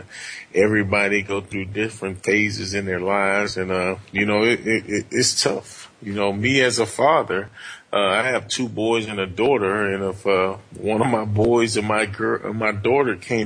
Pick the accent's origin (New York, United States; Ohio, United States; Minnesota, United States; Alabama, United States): Alabama, United States; Montgomery; now in Michigan, United States; I grew up in Montgomery, Alabama